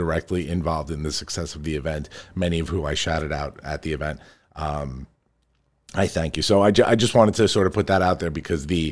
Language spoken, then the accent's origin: English; Farmingdale, United States; my hometown where I grew up.